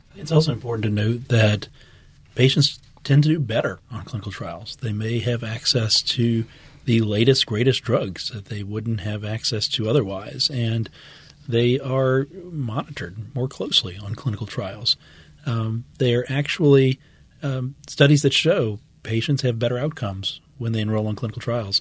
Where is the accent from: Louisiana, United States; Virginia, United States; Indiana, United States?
Louisiana, United States; West Bank; also born or lived in Houston; my family's been, uh, in Louisiana for many generations. I grew up on the West Bank